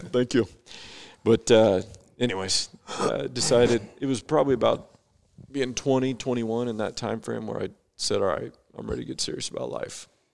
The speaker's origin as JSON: {"language": "English", "town": "Bakersfield", "region": "California", "country": "United States", "tie": "born or raised there", "moved": "yes", "lives_now": "Idaho Falls, United States", "said": "I grew up in Bakersfield, California. So, not too far from here, but I live in Idaho Falls, Idaho now."}